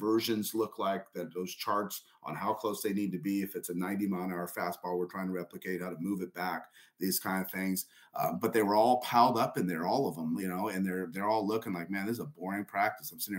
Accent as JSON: {"language": "English", "region": "Southern California", "country": "United States", "also_born_or_lived": "El Paso", "moved": "yes", "said": "I'm from Southern California originally."}